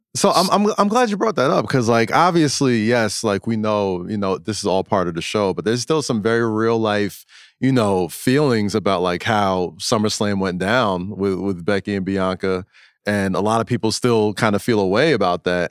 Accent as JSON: {"language": "English", "town": "New York City", "region": "New York", "country": "United States", "said": "I'm a New Yorker"}